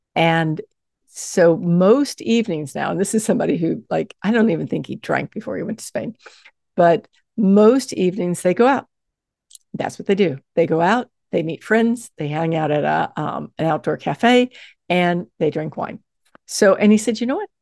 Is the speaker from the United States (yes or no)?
yes; the South, United States; I grew up in the South